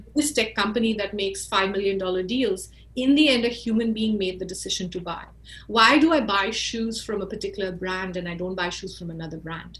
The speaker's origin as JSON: {"language": "English", "country": "India", "tie": "born or raised there", "also_born_or_lived": "Silicon Valley, United States", "moved": "as an adult", "lives_now": "United States", "said": "when I was growing up in India"}